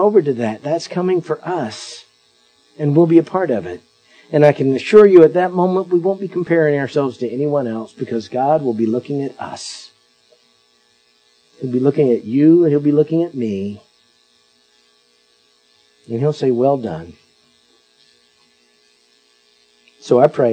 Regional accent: Perry, Florida, United States; My hometown up in Perry, Taylor County is the name of it

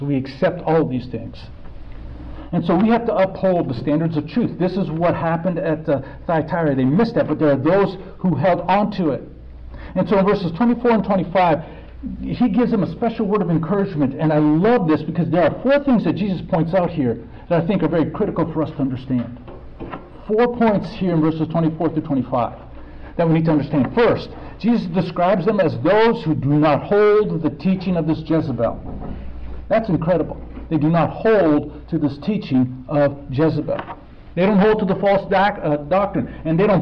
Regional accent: United States; me as an American

